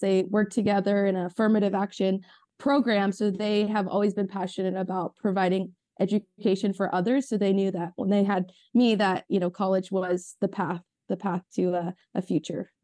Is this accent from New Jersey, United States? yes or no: no; Ventura County, California, United States; I grew up in Ventura County